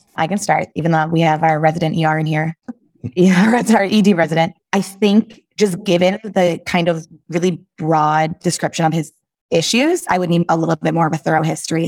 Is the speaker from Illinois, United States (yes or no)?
yes; Chicago, Illinois, United States; also born or lived in Michigan; I am from the Chicagoland area, born and raised